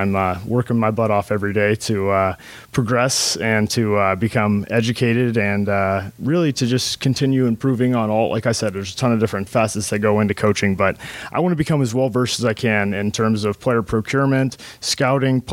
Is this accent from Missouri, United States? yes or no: no; Tampa, Florida, United States; now in Michigan, United States; I'm from Tampa, Florida